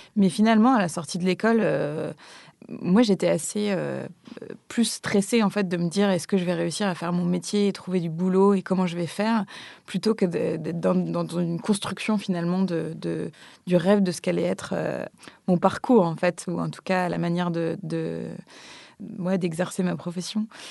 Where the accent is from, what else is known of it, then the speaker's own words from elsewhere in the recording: Gulf of Morbihan, Brittany, France; j'ai grandi, euh, j'ai grandi euh, en Bretagne au bord de la mer, dans un tout petit village un peu perdu au fond du golfe du Morbihan.